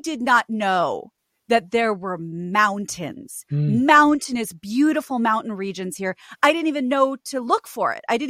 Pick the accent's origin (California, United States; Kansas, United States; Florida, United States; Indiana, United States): Kansas, United States; moved away as an adult; also born or lived in New York City, United States; now in Los Angeles, United States; The one thing that growing up in Kansas and then living for a short time in New York, and I mean in New York, in Queens, in the East Village and in West Harlem.